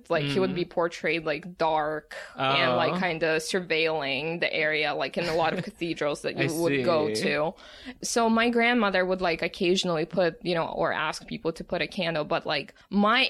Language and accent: English; Russia; now in Brooklyn, United States; when I was growing up in Russia